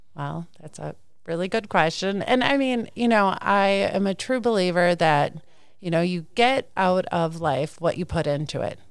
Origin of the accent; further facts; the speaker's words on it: Clinton, Wisconsin, United States; I'm a farmer's daughter. I grew up in Clinton, Wisconsin.